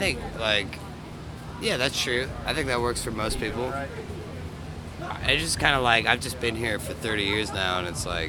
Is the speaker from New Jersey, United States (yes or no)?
no; Anderson, Indiana, United States; But no, I'm from Anderson. It's Church of God, capital of the world.